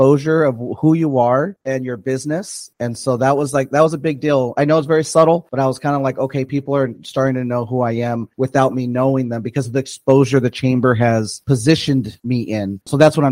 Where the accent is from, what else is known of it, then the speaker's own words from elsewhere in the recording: Perris, California, United States; I grew up in Perris, so I've been in Perris since like 93.